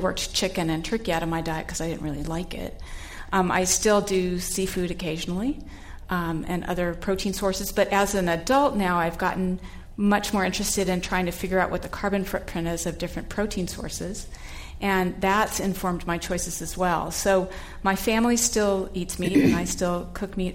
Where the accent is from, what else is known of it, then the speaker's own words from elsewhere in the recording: Southern California, United States; I grew up in Southern California in a family of big meat eaters